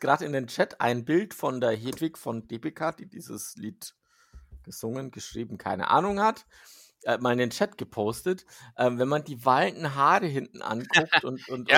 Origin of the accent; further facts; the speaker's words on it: Switzerland; als Schweizer, als Schweizer